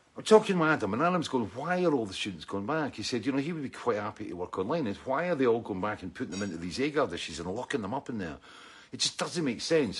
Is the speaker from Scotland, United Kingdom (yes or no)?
yes; Scotland, United Kingdom; I'm Scottish